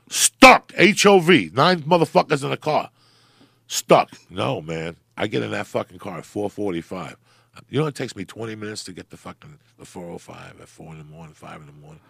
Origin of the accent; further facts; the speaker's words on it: New Jersey, United States; also born or lived in Cuba; where I come from, black is beautiful, like Camden, New Jersey